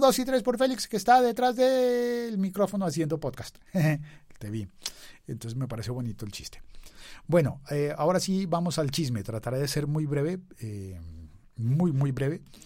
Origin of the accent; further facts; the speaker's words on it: Colombia; Soy colombiano.